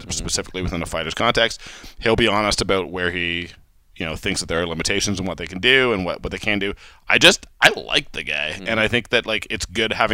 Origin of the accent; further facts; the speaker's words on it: Calgary, Alberta, Canada; I'm in my hometown